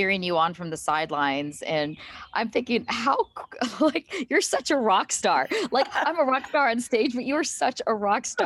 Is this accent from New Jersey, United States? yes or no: no; Marietta, Ohio, United States; now in Columbus, United States; And we grew up in Marietta.